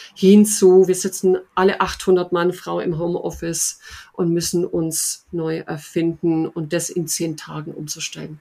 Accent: Upper Swabia, Baden-Württemberg, Germany; mein anderer Lieblingsort ist Oberschwaben. Äh, das ist meine Heimat, wie man sicherlich hört

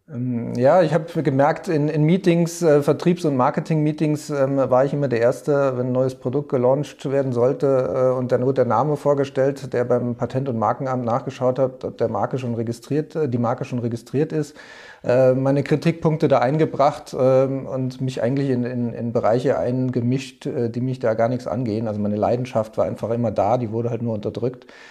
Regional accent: Trier, Rhineland-Palatinate, Germany; moved away as an adult; now in Munich, Germany; ich komme ursprünglich aus Trier, ähm, bin aber schon vor über zehn Jahren hier nach München gekommen

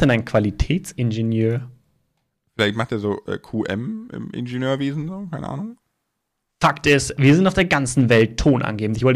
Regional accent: Starnberg, Bavaria, Germany; In meiner Heimatstadt Starnberg, Amtsleitung Stadtbauamt.

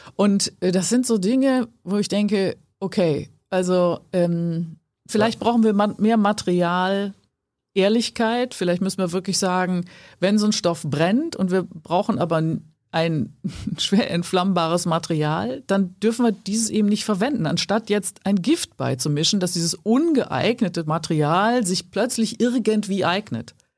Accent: Ruhr area, North Rhine-Westphalia, Germany; also born or lived in Cologne / Wuppertal; im Ruhrgebiet, wo ich herkomme

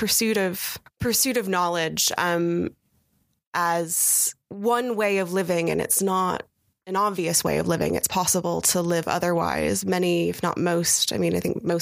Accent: United States; growing up in the United States

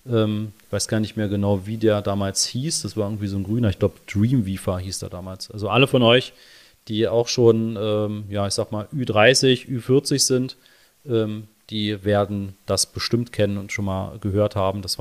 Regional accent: Berlin, Germany; born there; Ja, wir sind beide gebürtige Berliner, leben auch beide noch in Berlin, beziehungsweise wir leben beide am Stadtrand.

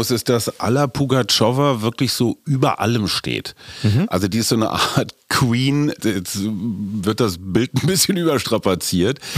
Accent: Berlin, Germany; ich als Berliner

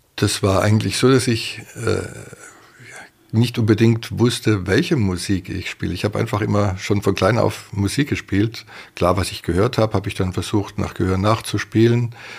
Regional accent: Ehingen, Baden-Württemberg, Germany; also born or lived in Tegernsee, Bavaria; ich bin in Ehingen Donau zur Schule gegangen

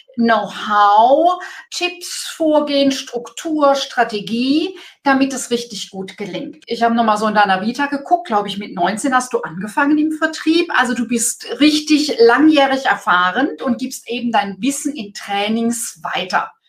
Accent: Germany; bei uns in Deutschland

